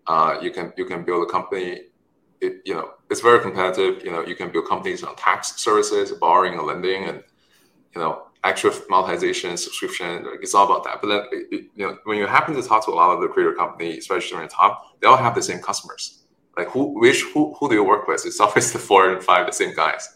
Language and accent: English; China; moved away; also born or lived in Stanford; I was born in China, raised there